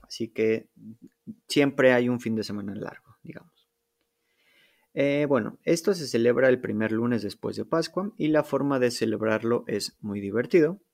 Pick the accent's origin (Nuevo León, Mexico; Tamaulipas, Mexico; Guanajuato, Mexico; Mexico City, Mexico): Mexico City, Mexico; moved away as an adult; now in Poland; yo nací en la Ciudad de México. Viví ahí por, digamos, más de 21 años